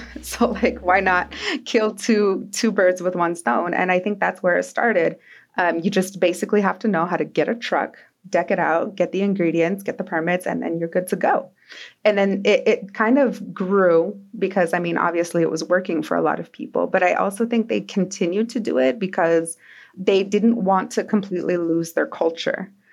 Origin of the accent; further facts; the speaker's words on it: Twin Falls, Idaho, United States; I grew up in Twin Falls